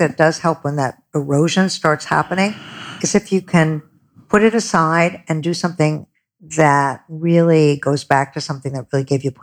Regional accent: Buffalo, New York, United States; I'm a very middle America. I grew up in Buffalo

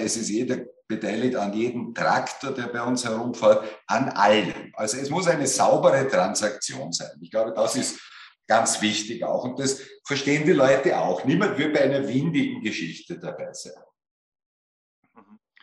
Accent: Austria; bei uns in Österreich

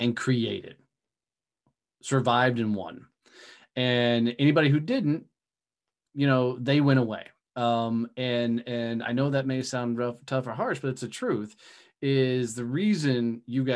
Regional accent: Texas, United States; I say Texas

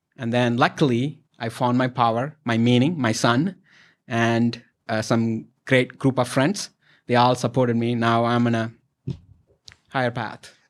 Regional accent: India; moved away; I'm from India, our culture, you support and respect elders

